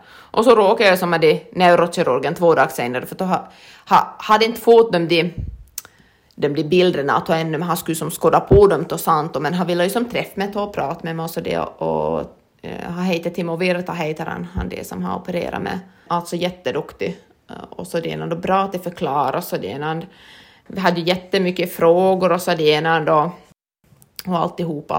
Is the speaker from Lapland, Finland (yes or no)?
no; Lappfors, Ostrobothnia, Finland; jag är född i Lafosby